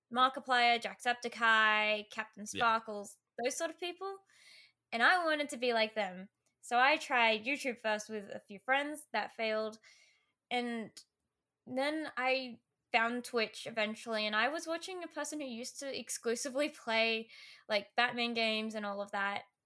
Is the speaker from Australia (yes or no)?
yes; Australia; I'm an Australian small streamer